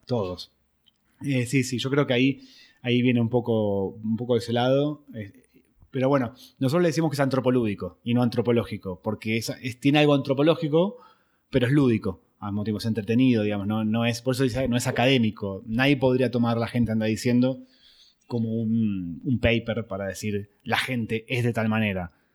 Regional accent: Buenos Aires, Argentina; soy argentino

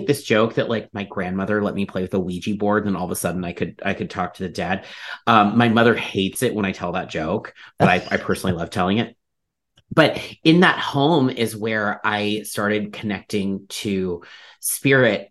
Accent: Ohio, United States; where I grew up in Ohio

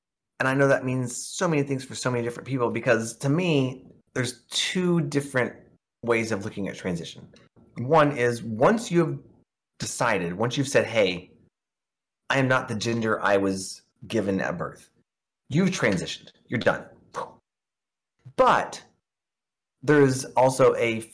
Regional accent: Oklahoma, United States; growing up in Oklahoma because it's a very red religious state

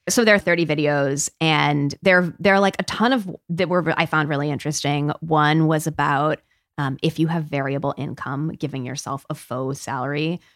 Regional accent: Peoria, Illinois, United States; growing up in Peoria slash Dunlap, Illinois, where I also grew up.

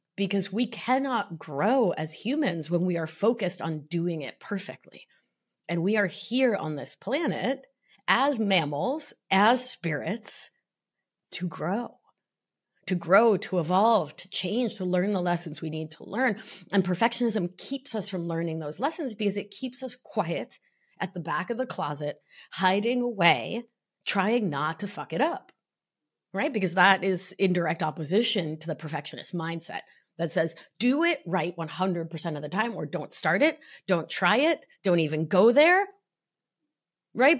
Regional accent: Argentina; now in New York, United States; I'm from Argentina

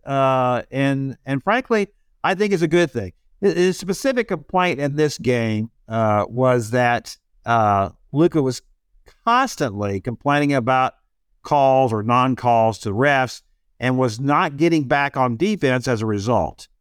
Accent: Houston, Texas, United States; I grew up in Houston with the Astros

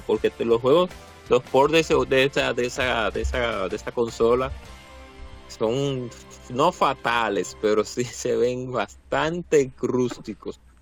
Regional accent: Dominican Republic; aquí en nuestro país, República Dominicana

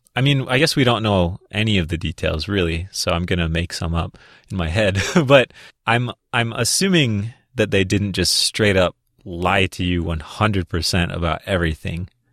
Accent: Minnesota, United States; I grew up in Minnesota

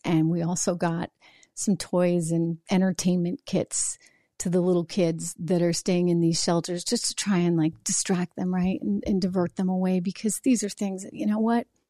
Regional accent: New Hampshire, United States; moved away; I grew up in Live For Your Die, New Hampshire

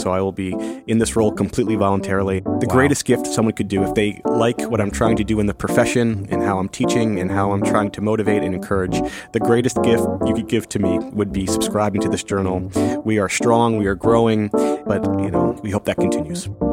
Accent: Northern Virginia, United States; now in Washington, D.C., United States; I grew up in Northern Virginia, right outside D.C.

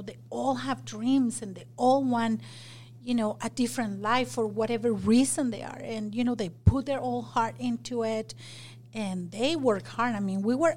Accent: Mexico; English is a second language; moved away as an adult; also born or lived in Magna, Utah; now in Utah, United States; I grew up in Mexico, but I started Salsa Queen in Magna

